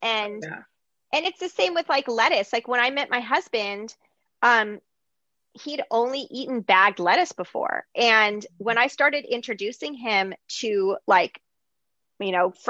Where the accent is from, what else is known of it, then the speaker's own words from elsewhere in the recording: Greece; moved away; I grew up like in Greece